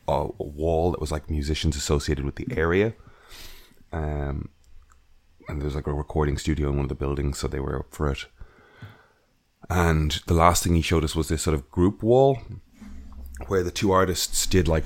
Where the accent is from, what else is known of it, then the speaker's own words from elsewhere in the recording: New York, United States; don't come in and just wreck our shit just because we're from New York.